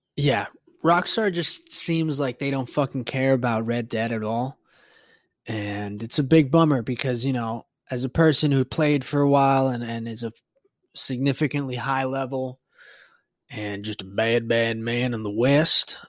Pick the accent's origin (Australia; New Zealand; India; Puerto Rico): Puerto Rico; growing up in Puerto Rico and the Caribbean